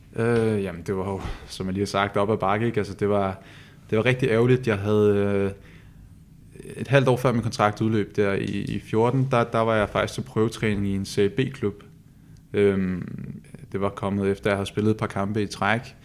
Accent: Copenhagen, Capital Region of Denmark, Denmark; moved away as an adult; now in Odense, Denmark; jeg er født i København

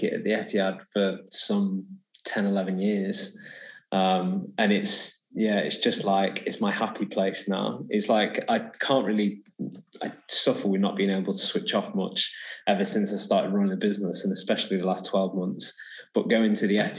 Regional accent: Sale, North West England, United Kingdom; I'm from Sale, so like South Manchester

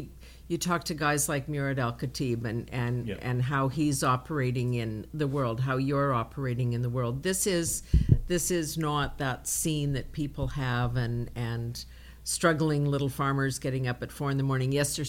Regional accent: Wadena, Saskatchewan, Canada; And I'm from Wadena, which is the center of the universe.

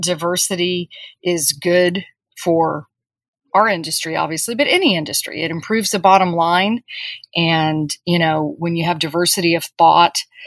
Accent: Corpus Christi, Texas, United States; I grew up in Corpus Christi, Texas, which is on the coast

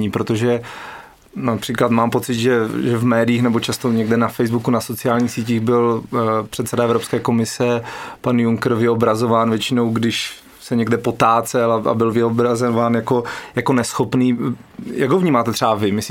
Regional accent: Czechia; změnili jsme se víc my jako Češi

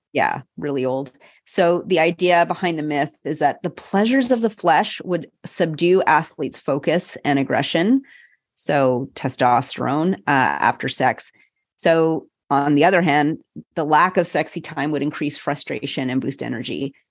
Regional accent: Montreal, Quebec, Canada; the University of Montreal, my hometown

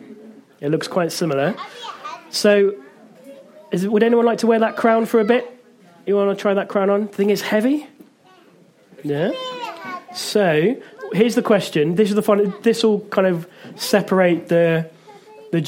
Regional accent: Worcester, West Midlands, United Kingdom; my hometown of Worcester

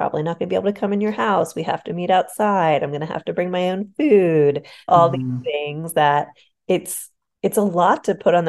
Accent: Pittsburgh, Pennsylvania, United States; I grew up in Pittsburgh, Pennsylvania

